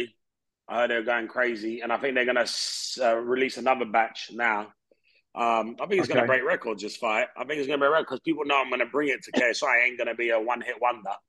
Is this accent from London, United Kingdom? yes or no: yes; Hounslow, London, United Kingdom; moved away as an adult; I grew up in Hounslow